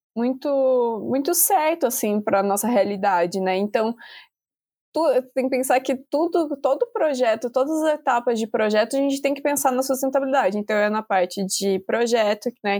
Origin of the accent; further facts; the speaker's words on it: Brazil; a gente, como brasileiro